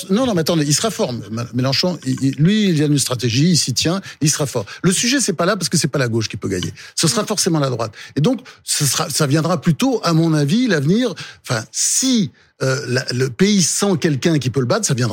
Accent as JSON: {"language": "French", "region": "Delaware", "country": "United States", "tie": "born there", "said": "je le voyais souvent parce qu'il se trouve que je suis né dans l'État dont il a été longtemps sénateur."}